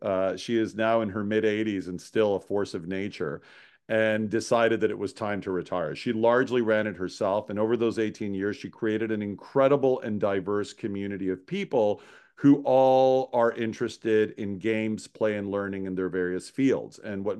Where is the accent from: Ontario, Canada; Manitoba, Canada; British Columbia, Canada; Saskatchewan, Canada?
Ontario, Canada; Toronto; now in Montreal, Canada; And I'm a Toronto boy. I was born and raised in Toronto.